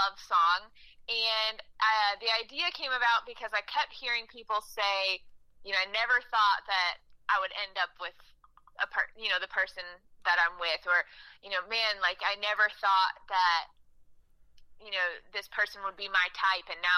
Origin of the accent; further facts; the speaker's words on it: St. Louis, Missouri, United States; moved away as an adult; now in Nashville, United States; I was actually born and raised in St. Louis